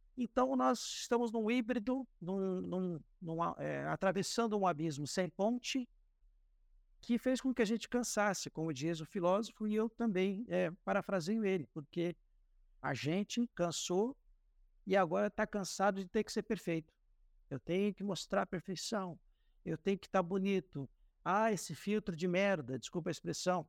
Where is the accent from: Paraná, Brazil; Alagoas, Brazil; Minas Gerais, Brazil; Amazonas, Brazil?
Paraná, Brazil; Cascavel; moved away as an adult; also born or lived in São Paulo state (interior); now in Rondônia, Brazil; nasci no interior de São Paulo, mas vim muito cedo para Cascavel, onde fui criado